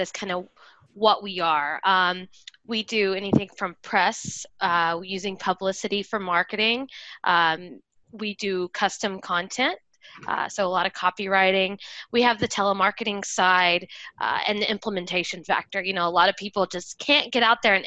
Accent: Colorado, United States; now in Southern California, United States; I'm from Colorado, but now I live in California.

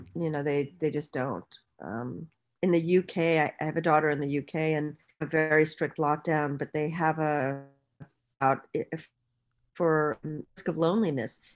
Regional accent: Bahamas; moved away; I'm from the Bahamas

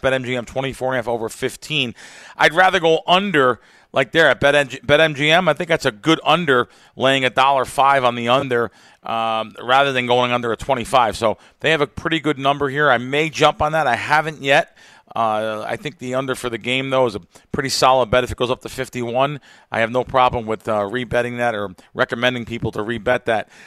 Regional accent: East Coast, United States; where I grew up on the East Coast, it was a rite of passage to gamble.

